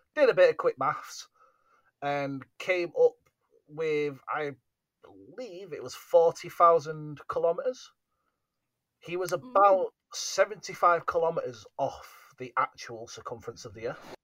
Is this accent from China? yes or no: no; United Kingdom; being the British, we are